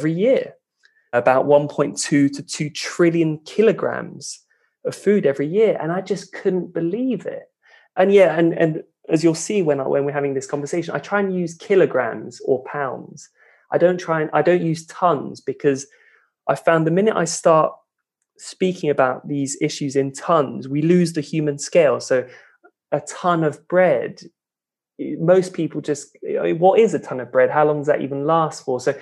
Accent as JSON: {"language": "English", "region": "London", "country": "United Kingdom", "tie": "born or raised there", "also_born_or_lived": "Edinburgh, Scotland", "moved": "as an adult", "lives_now": "Denmark", "said": "I grew up in London, just in the suburbs"}